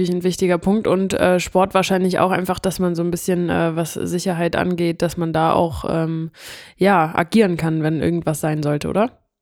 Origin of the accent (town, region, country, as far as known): Hamburg, Germany; moved away